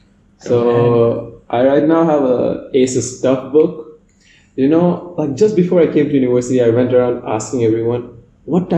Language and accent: English; Oman; also born or lived in Bangladesh; I'm from Bangladesh, but I was raised in the Switzerland of Middle East, Oman